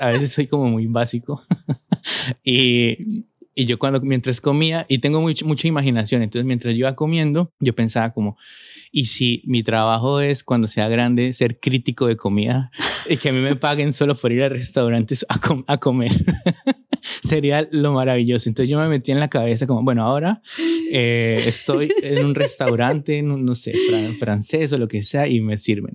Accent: Colombia; moved away as an adult; now in Spain; Yo vengo de Colombia, un país eh, que ha vivido una y que sigue viviendo una situación de violencia muy difícil

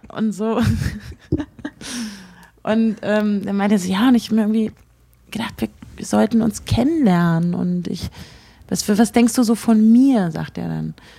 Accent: Berlin, Germany; ich komme nicht aus Hamburg, sondern aus Berlin

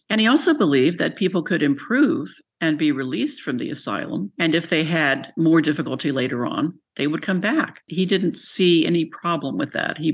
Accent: Buckhannon, West Virginia, United States; moved away; I grew up in Buchanan, so that's 20 minutes, you know, from Weston

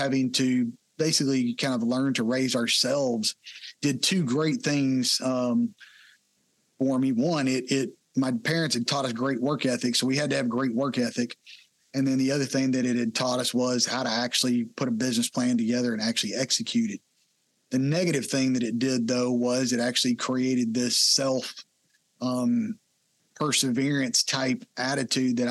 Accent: Texas, United States; I grew up in Texas, been here my whole life

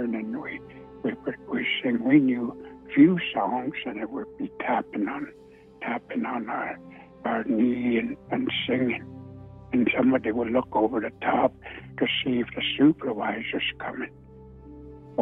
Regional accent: Siksika Nation, Alberta, Canada; I'm from Siksika Nation, not too far from Calgary

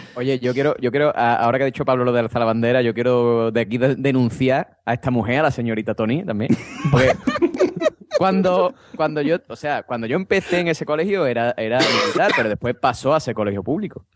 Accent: Andalusia, Spain; yo como buen andaluz

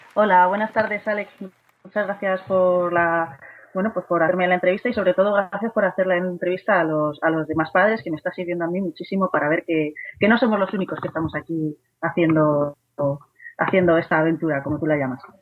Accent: Madrid, Community of Madrid, Spain; soy de Madrid

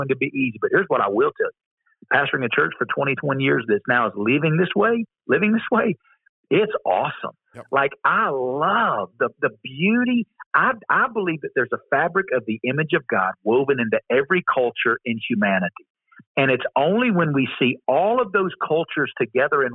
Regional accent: the Bible Belt, United States; I grew up in the Bible Belt.

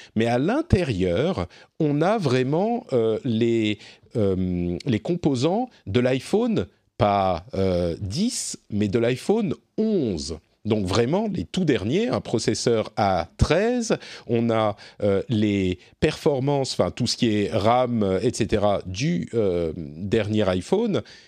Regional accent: France; chez nous, en France

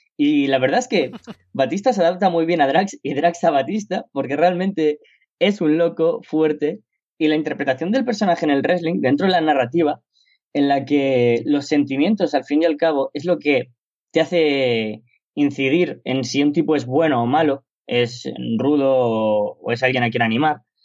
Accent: Spain; en mi país, en España

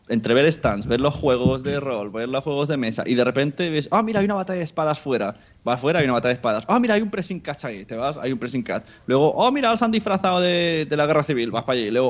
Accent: Palau-solità i Plegamans, Catalonia, Spain; mi pueblo, Palau Solita de Plegamans, entre Mollet, Sabadell y Rogers, para situarnos mejor, a 30 kilómetros de Barcelona.

